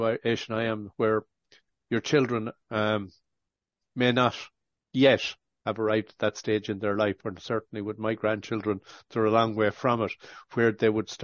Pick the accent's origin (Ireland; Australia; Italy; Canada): Ireland; I'm Irish born